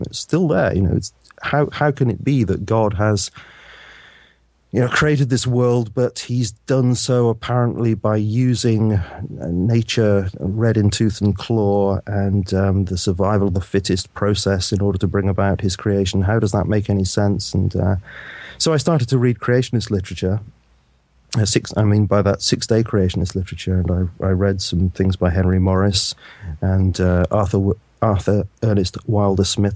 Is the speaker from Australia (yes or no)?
no; United Kingdom; I was brought up in the Methodist Church here in the U K